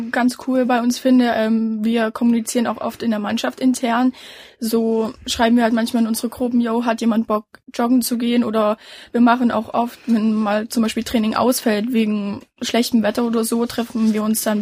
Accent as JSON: {"language": "German", "town": "Merseburg", "region": "Saxony-Anhalt", "country": "Germany", "said": "also ich komme nicht aus Halle, ich komme aus Merseburg"}